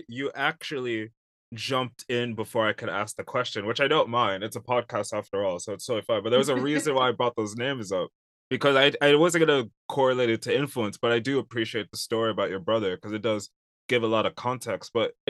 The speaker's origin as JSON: {"language": "English", "region": "London", "country": "United Kingdom", "tie": "born or raised there", "said": "I love London. I grew up a bit in London. I love it a lot. And it's a second home to me."}